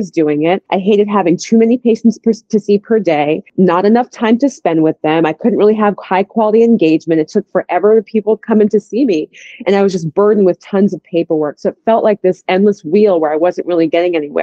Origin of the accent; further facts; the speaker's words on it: Boston, Massachusetts, United States; moved away as an adult; now in Atlanta, United States; I live in Atlanta. It's been my home for just about 20 years now, although I come from Boston. I came down here to go to school